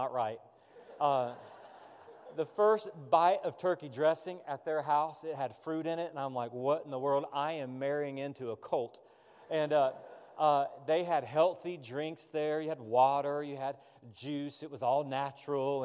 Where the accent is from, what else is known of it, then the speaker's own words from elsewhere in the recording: the South, United States; I grew up in the South. All my relatives are from Georgia, the Athens and Atlanta area.